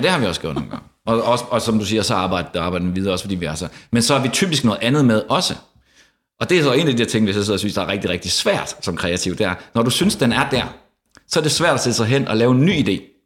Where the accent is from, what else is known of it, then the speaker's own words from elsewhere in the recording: Denmark; moved away as an adult; also born or lived in Frederikshavn / Copenhagen; Jeg er fra Jylland, som andre kan høre